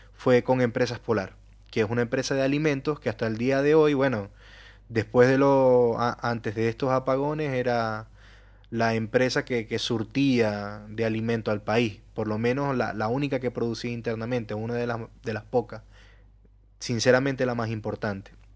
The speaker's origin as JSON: {"language": "Spanish", "country": "Venezuela", "moved": "yes", "said": "en mi país, en Venezuela"}